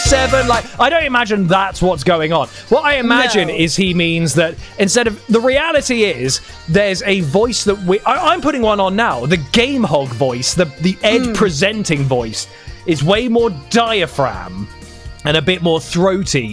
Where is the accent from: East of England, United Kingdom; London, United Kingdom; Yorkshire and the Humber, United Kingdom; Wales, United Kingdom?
London, United Kingdom; I am a Londoner